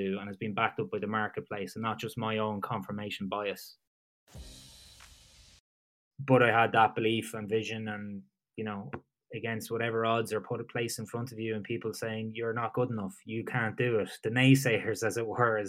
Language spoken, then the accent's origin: English; Drogheda, Ireland; moved away as an adult; also born or lived in Gloucester / Dublin; my hometown of Drogheda in Ireland. That's on the east coast of Ireland